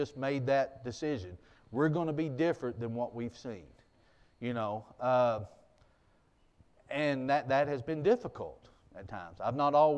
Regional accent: United States; growing up in Jackson County like I did

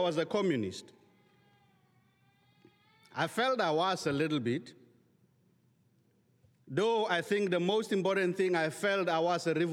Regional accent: South Africa; I'm from the Republic of South Africa

